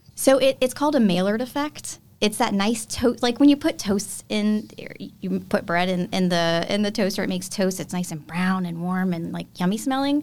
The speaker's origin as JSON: {"language": "English", "region": "South Louisiana", "country": "United States", "tie": "born or raised there", "also_born_or_lived": "Cleveland, Ohio / Nashville, Tennessee", "moved": "as an adult", "said": "Louisiana girl, born and raised in South Louisiana"}